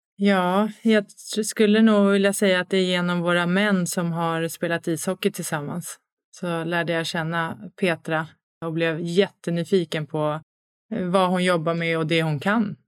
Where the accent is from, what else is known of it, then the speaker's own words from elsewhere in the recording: Stockholm, Stockholm County, Sweden; moved away as an adult; Född och uppvuxen i Stockholm, flyttat hem tillbaks till Stockholm nu